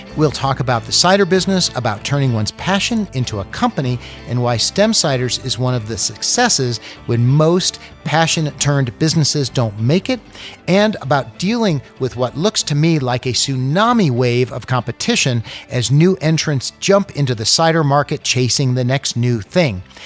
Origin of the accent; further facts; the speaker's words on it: East Coast, United States; I grew up in, in the East Coast